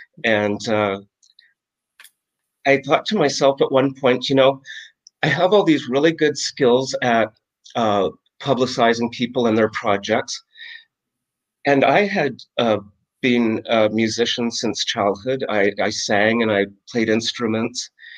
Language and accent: English; Calgary, Alberta, Canada; moved away as an adult; also born or lived in Vancouver, Canada; now in Jamestown, United States; Well, I'm from Canada. I was born in Calgary, Alberta, which is like a little Dallas, Texas in Canada. I was born during an oil boom.